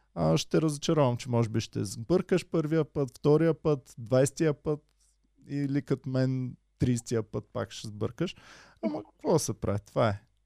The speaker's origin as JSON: {"language": "Bulgarian", "country": "Bulgaria", "said": "аз като българин"}